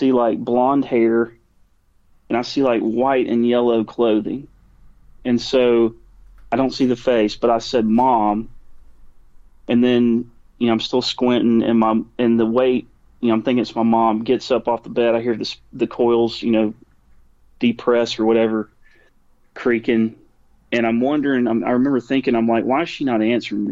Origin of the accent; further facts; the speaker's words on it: Alabama, United States; we're from Alabama